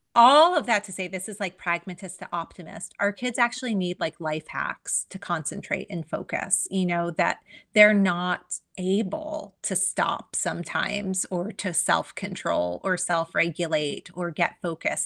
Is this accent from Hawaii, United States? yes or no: yes; Hawaii, United States; I am native Hawaiian